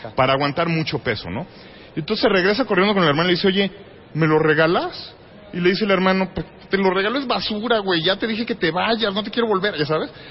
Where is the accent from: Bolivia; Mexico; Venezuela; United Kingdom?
Mexico